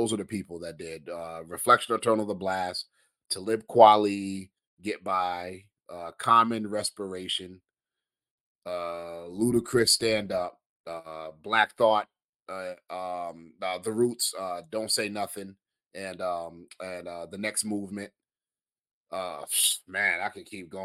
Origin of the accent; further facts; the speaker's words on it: New York City, New York, United States; I am from Queens